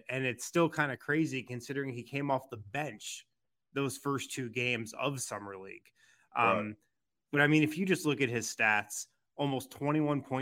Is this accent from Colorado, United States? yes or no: yes; Colorado, United States; from Colorado, man.